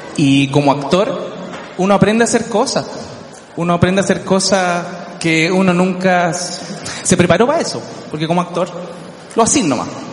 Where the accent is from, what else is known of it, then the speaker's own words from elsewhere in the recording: Chile; yo soy terrible chileno, pero terrible chileno.